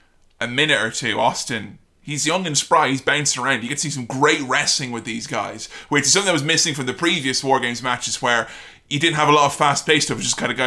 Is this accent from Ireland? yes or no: yes; Ireland; I'm Irish